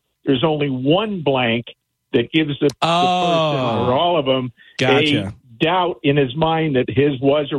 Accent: Northeast Pennsylvania, United States; I'm from Northeast Pennsylvania. Oh, I'm up in the Poconos.

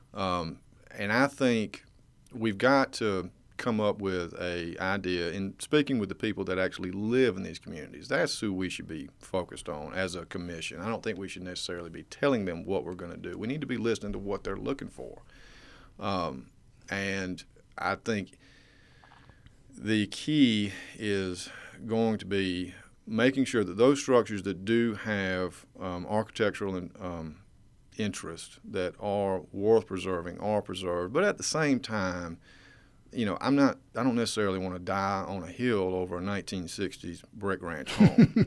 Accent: Waynesboro, Georgia, United States; moved away as an adult; now in Athens, United States; I grew up in a town just below Augusta, Georgia called Waynesboro

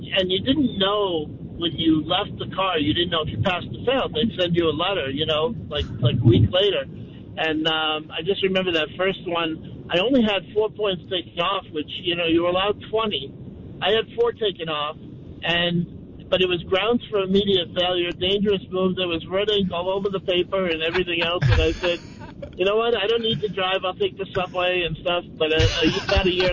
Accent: New York City, New York, United States; now in Jacksonville, United States; I grew up in Queens, in New York

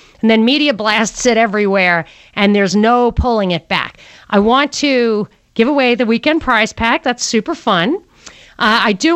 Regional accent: New York City, New York, United States; now in Atlanta, United States; I was born in Brooklyn

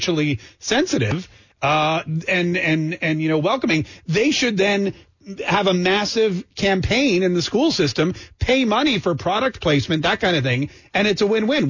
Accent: Winston-Salem, North Carolina, United States; I grew up in Winston-Salem, North Carolina, a city that was named for cigarettes.

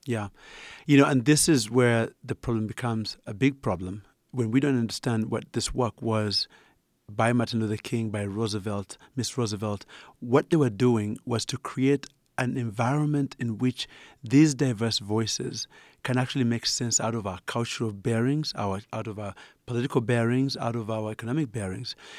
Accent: Uganda; accent: Ugandan; moved away; as you can tell from my accent, I'm originally Ugandan.

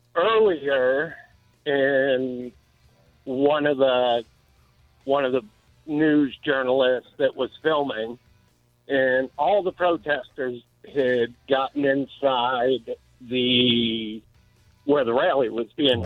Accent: Detroit, Michigan, United States; I grew up in Detroit

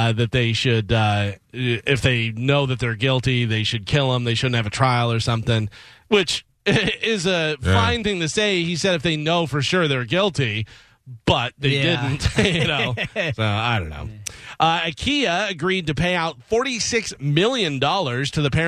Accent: Illinois, United States; moved away; I grew up in Illinois

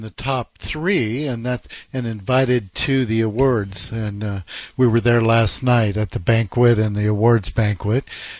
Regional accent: Seattle, Washington, United States; moved away as an adult; also born or lived in Auburn, Washington; now in Florida, United States; Having been born and raised in the Seattle area, I'm very familiar with working in other parts of the country, and my wife from Alabama.

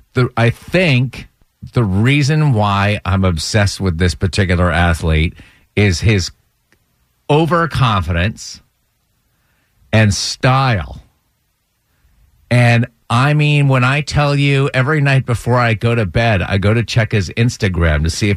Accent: Vermont, United States; moved away; I was born and raised in Vermont

